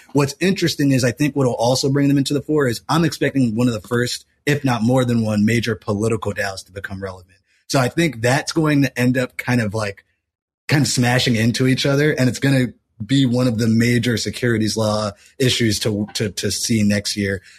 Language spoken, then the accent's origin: English; United States; as an American